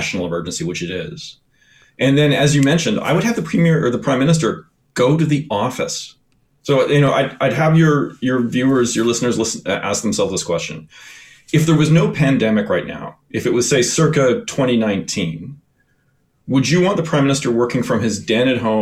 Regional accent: Edmonton, Alberta, Canada; moved away; also born or lived in Eastern Canada; I grew up in Alberta and Edmonton, and where I spent all my time in the mountains. And when I moved out east

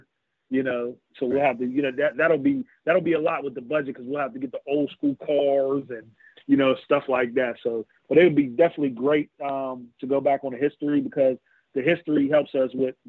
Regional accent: Pittsburgh, Pennsylvania, United States; I grew up in Belle Silver on the south side

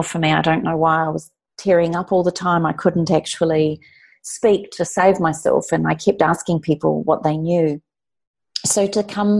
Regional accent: New Zealand; being a New Zealander

